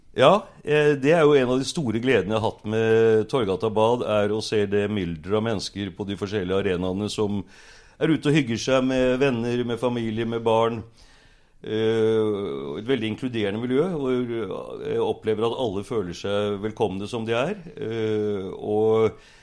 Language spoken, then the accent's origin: Norwegian; Bærum, Akershus, Norway; also born or lived in Oslo; now in Sørkedalen, Norway; Jeg vokste opp faktisk i Bærum på Lysaker.